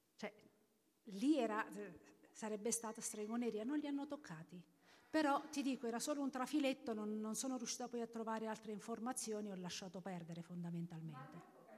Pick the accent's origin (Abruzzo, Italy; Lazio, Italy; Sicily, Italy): Abruzzo, Italy; nella mia regione, io vengo dall'Abruzzo